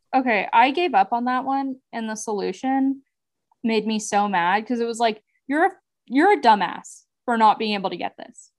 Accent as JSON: {"language": "English", "country": "United States", "said": "as an American"}